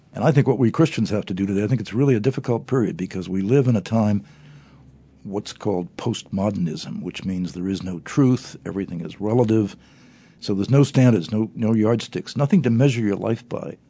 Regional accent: United States; I grew up in America

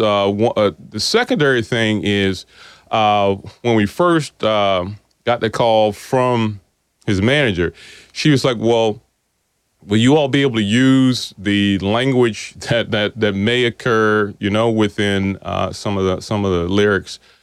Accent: South Boston, Virginia, United States; I, I grew up here in South Boston

